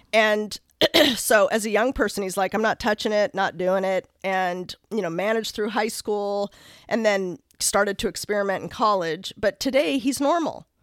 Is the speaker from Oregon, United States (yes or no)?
yes; Lake Oswego, Oregon, United States; I grew up in Lake Oswego